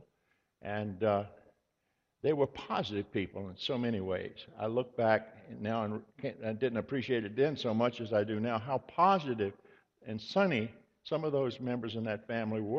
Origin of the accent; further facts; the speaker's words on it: Virginia, United States; I was born in Virginia